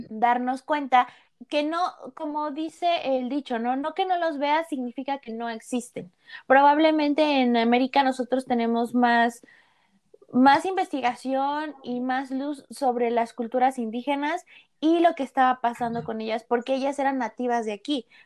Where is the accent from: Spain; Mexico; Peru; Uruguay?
Mexico